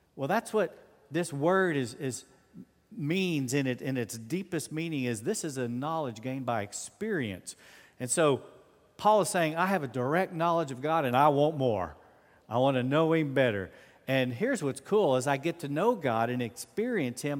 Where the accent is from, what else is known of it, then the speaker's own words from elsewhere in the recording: United States; I'm always an American